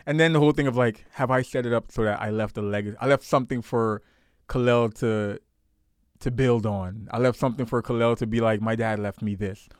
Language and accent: English; New York City, New York, United States; I grew up in Canarsie, Brooklyn.